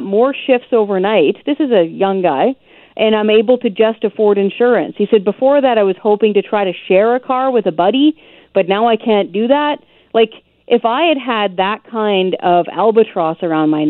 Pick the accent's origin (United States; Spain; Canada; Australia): Canada; British Columbia; also born or lived in Ontario / Nova Scotia; I was born and raised in British Columbia